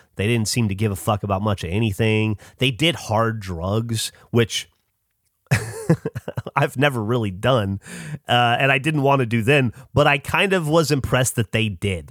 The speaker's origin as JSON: {"language": "English", "region": "the South", "country": "United States", "tie": "born or raised there", "said": "growing up in the South"}